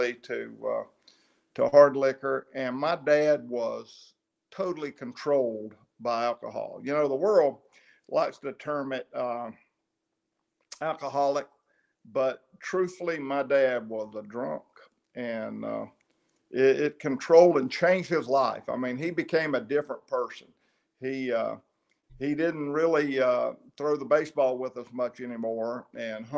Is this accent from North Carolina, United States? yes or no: yes; Maiden, North Carolina, United States; moved away; I went to Maiden High, Maiden Elementary. I hung out in Maiden until I was about 18 years old